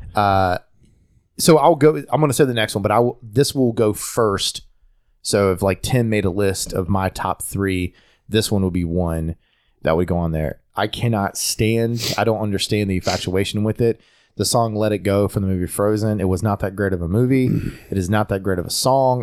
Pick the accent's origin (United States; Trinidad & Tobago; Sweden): United States; North Carolina; accent: Southern; I'm an American born in America from North Carolina. So I'm, I'm going to have somewhat of an accent just from being in North Carolina in the South